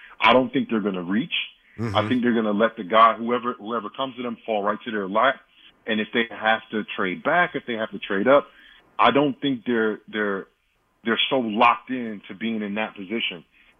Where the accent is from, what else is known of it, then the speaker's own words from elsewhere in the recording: Jersey City, New Jersey, United States; I'm from Jersey. You know, I'm from Hudson County, New Jersey. I'm from Jersey City.